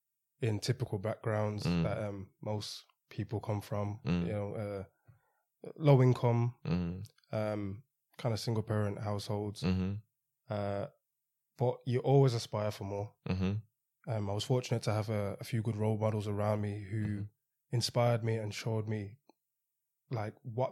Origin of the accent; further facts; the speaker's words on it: Birmingham, West Midlands, United Kingdom; born there; No, so I was born in Birmingham.